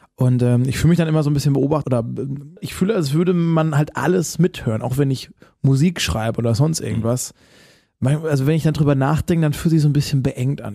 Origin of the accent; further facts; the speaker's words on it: Baden-Württemberg, Germany; ich komme ja aus dem Badenerländle